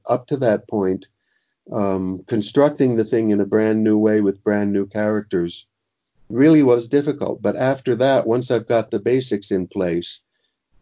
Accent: Miami, Florida, United States; my past growing up in Miami

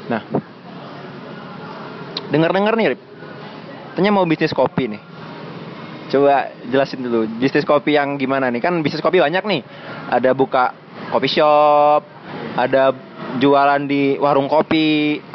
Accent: Palembang, South Sumatra, Indonesia; saya tuh dari kecil kan di Palembang nih dari kecil di Palembang

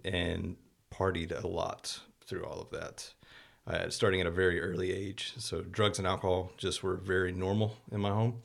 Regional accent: Morrow, Georgia, United States; moved away as an adult; also born or lived in Texas; now in Terrell, United States; grew up in Morrow for the most part, which is about, about as far from Atlanta as we are from Dallas.

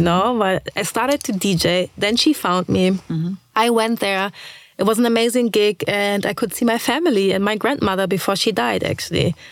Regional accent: Braunschweig, Lower Saxony, Germany; also born or lived in Lagos, Nigeria; I was born in Braunschweig. Um, I lived there until I was, let's say, 3

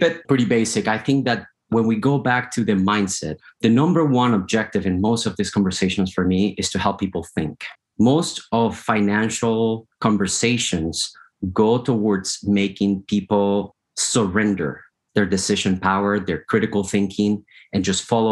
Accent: Colombia; moved away as an adult; now in United States; I was born in Colombia in South America. 2006, I got the opportunity to immigrate to the United States.

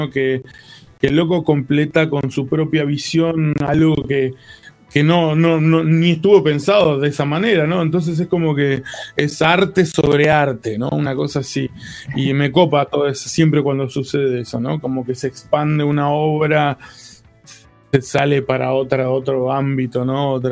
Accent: Comodoro Rivadavia, Chubut, Argentina; also born or lived in La Plata; donde eran mis canciones que se llamaba … que era

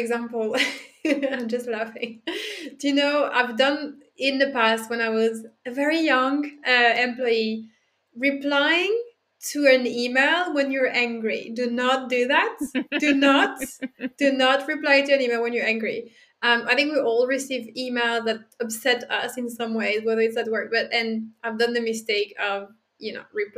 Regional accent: Dijon, Bourgogne-Franche-Comté, France; I'm French. I'm not from Paris. I'm from Dijon

